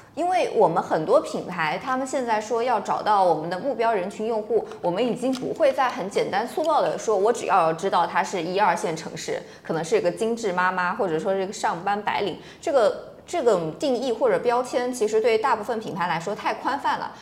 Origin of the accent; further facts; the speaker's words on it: China; 我们中国人